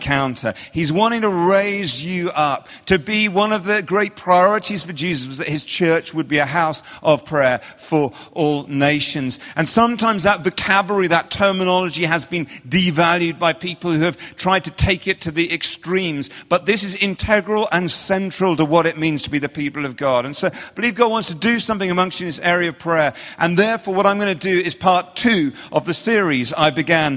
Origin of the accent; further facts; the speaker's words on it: England, United Kingdom; accent: English; I'm from England